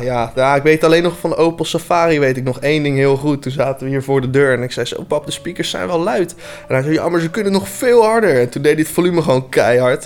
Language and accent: Dutch; Voorhout, South Holland, Netherlands; ik kom uit Voorhout